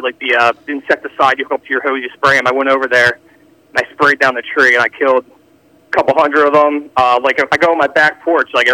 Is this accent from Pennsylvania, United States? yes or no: yes; Philadelphia, Pennsylvania, United States; now in Audubon, United States; I grew up in Philly. I live in KOP area now.